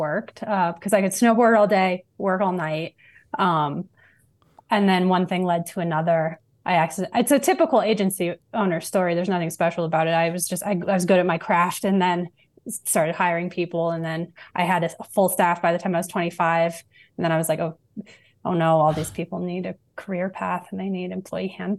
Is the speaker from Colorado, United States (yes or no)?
yes; Fort Collins, Colorado, United States; I have a twin sister. She's a math professor. We grew up in Fort Collins